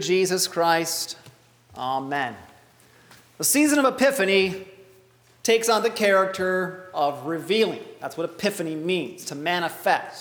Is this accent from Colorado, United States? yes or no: no; Traverse City, Michigan, United States; growing up in Traverse City